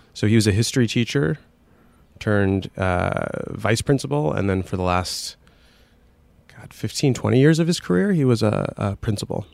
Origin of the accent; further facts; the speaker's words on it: Scranton, Pennsylvania, United States; I was growing up in Scranton